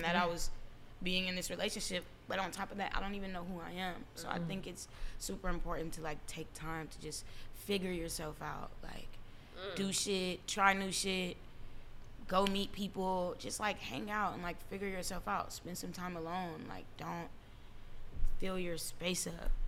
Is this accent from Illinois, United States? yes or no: yes; Chicago, Illinois, United States; moved away; I was raised in Chicago